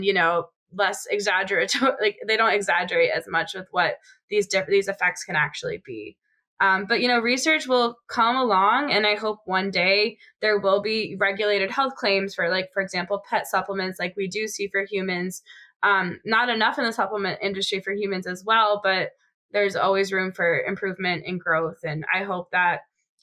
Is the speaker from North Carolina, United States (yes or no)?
no; Boston, Massachusetts, United States; moved away; I'm from Boston